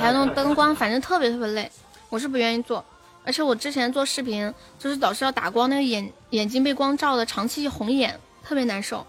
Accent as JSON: {"language": "Chinese", "region": "Sichuan", "country": "China", "also_born_or_lived": "Guangdong", "said": "我是四川的"}